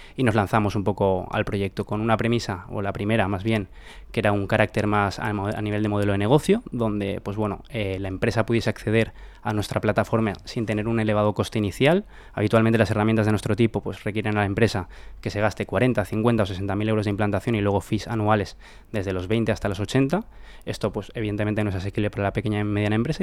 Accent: Valencia, Valencian Community, Spain; somos de Valencia

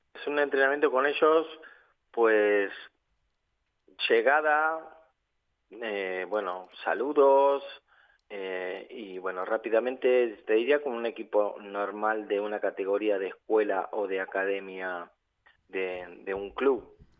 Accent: Argentina; now in Valencia, Spain; soy de Argentina

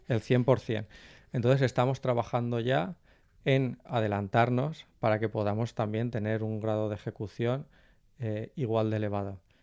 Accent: Valencian Community, Spain; como valenciano

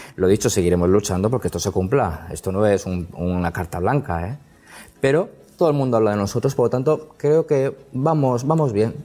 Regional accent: Alicante, Valencian Community, Spain; yo que soy alicantino

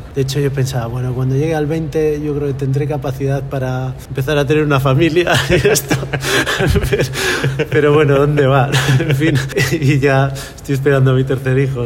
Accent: Galicia, Spain; also born or lived in Netherlands / Valencia; tengo mucha, mucho apego a mi tierra y no, no, no fui capaz de irme y, dije, bueno, pues la única forma de vivir en Galicia

